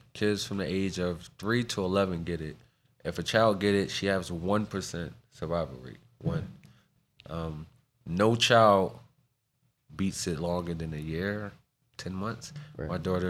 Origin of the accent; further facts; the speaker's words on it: Philadelphia, Pennsylvania, United States; That's why I'm from North.